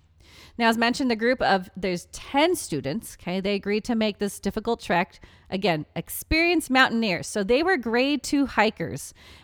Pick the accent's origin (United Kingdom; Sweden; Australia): United Kingdom; England; We're very English. We're very sorry.